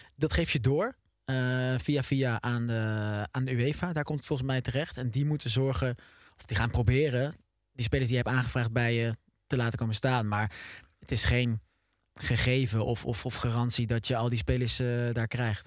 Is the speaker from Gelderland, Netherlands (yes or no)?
yes; Oosterbeek, Gelderland, Netherlands; Ik kom zelf uit Oosterbeek. Ehm, maar ik, voel me ook wel Arnhemmer.